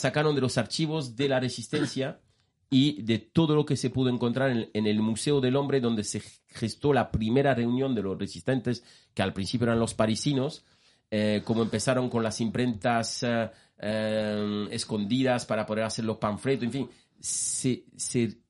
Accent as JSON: {"language": "Spanish", "country": "France", "second_language": "Spanish", "moved": "yes", "said": "yo siendo francés"}